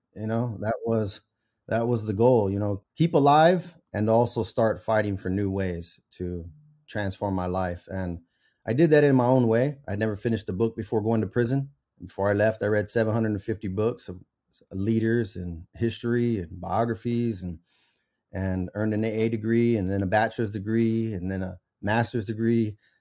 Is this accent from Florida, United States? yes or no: no; Central Valley, California, United States; I was raised in the Central Valley to a single mom